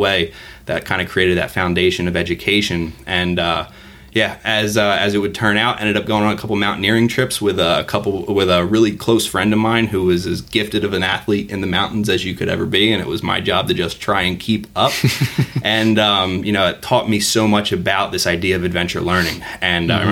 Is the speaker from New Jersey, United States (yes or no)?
yes; New Jersey, United States; my hometown in New Jersey